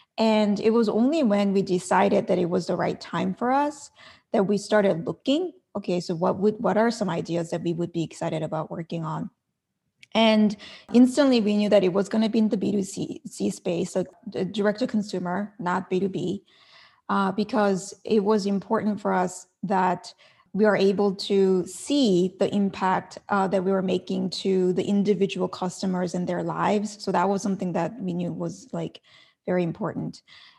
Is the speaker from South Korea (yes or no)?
yes; South Korea; Like in Korea, and I'm from Korea, and there's an expression called like, you know, you're 98% happy, but there's like 2% missing in your life.